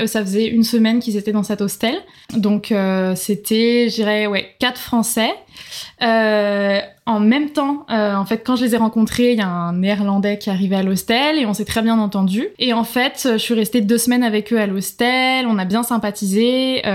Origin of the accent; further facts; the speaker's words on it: Nantes, Pays de la Loire, France; moved away as an adult; also born or lived in Marseille; now in Australia; je viens donc de France, je suis née à Nantes, je travaillais, je suis dans le tourisme, je travaillais à Marseille avant de partir